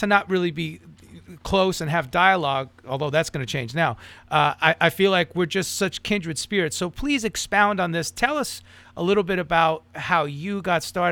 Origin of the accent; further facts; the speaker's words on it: New York, United States; moved away; I'm from New York originally.